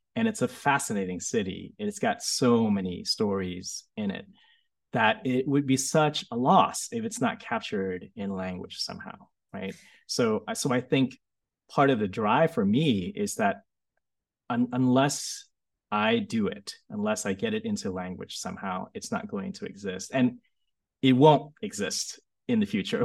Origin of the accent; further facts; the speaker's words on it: United States; also born or lived in Vietnam; when I was growing up in America